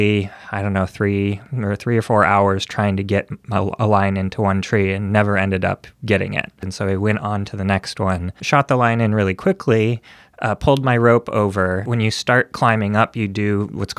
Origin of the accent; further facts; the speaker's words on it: Minnesota, United States; now in California, United States; I am originally from Minnesota, but I live in California